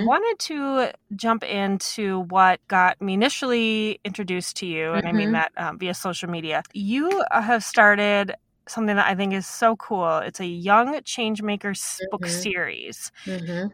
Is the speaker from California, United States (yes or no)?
no; Minnesota, United States; a fellow Minnesotan